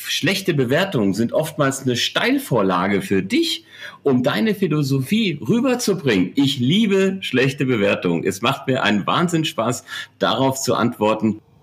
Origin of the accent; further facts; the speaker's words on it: Germany; also born or lived in Heidelberg; ich bin ähm, typisches Wirtshauskind, im, im Wirtshaus äh, aufgewachsen, groß geworden, ähm, am, am Ende der Welt in der Rhön